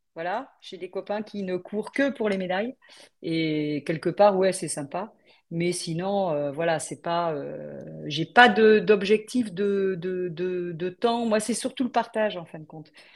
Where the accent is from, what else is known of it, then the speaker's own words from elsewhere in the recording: Paris region, Île-de-France, France; also born or lived in Brittany / Belle-Île-en-Mer; je suis originaire de Bretagne, mais bon, mes parents, euh, ils ont dû aller à la capitale pour euh, travailler. Et du coup, bah, moi, j'ai grandi en région parisienne